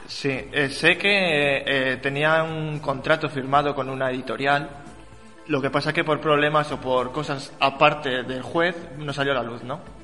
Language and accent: Spanish; Morales de Toro, Castile and León, Spain; en mi pueblo también, que viene en el libro, eh, aquí en Morales de Toro